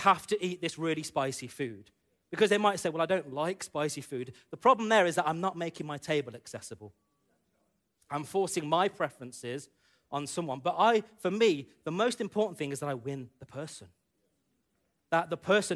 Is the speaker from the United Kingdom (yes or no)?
yes; United Kingdom; growing up in the UK as an Indian man, and, you know, being brought up as an Indian man who lives in the UK